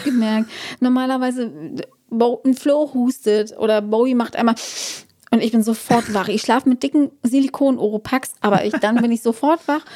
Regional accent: Brandenburg, Germany; sind Brandenburgs Wälder, also meine Heimat

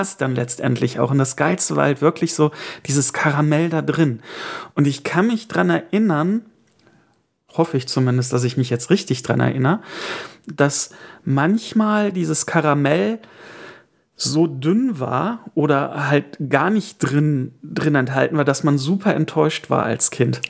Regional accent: Erkelenz, North Rhine-Westphalia, Germany; wo ich herkomme, aus dem wunderschönen Marienviertel im Erkelenz

